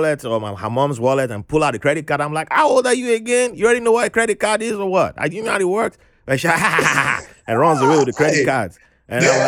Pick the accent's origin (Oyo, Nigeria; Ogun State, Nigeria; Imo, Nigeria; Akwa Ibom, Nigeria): Oyo, Nigeria; Ibadan; moved away as an adult; now in United States; I moved to a different city, Ibadan, and then there were no French teachers there.